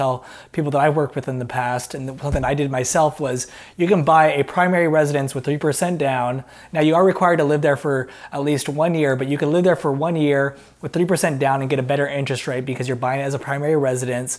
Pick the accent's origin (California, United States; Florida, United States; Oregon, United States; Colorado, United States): Oregon, United States; Portland; a realtor investor in my hometown of Portland, Oregon